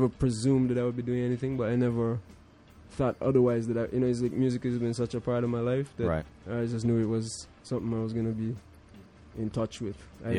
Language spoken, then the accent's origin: English; Bermuda; also born or lived in Caribbean; growing up in Bermuda and in the Caribbean